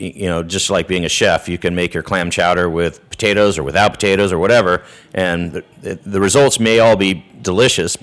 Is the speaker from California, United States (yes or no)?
yes; Ojai, California, United States; also born or lived in Santa Ynez, California / Paso Robles, California; where I grew up down in Ojai and where I went to high school down in San Ynez area